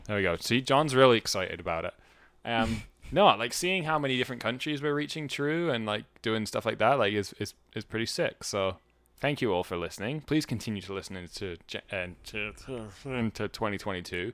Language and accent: English; United Kingdom; I'm British.